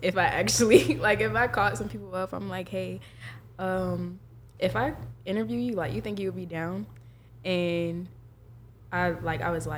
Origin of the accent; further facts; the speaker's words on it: Jacksonville, Florida, United States; now in Tallahassee, United States; I'm from Jacksonville, Florida